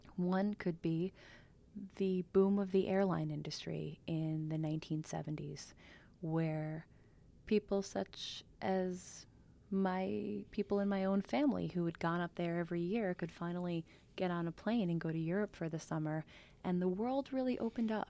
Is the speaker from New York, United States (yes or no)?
yes; Kiamesha Lake, New York, United States; moved away as an adult; also born or lived in Brooklyn, New York / California; we moved up to Kiamisha Lake, which is sort of the Borscht Belt proper, right next to Monticello, when I was six